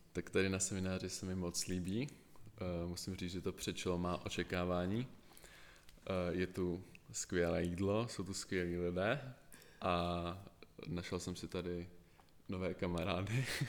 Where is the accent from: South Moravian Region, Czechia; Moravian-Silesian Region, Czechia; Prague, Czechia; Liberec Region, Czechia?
Prague, Czechia; jsem z Prahy